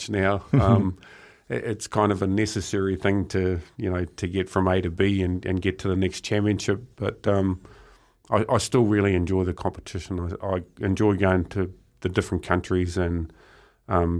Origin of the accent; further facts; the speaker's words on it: Murupara, Bay of Plenty, New Zealand; growing up in Murupara. It's quite a small town, strong logging community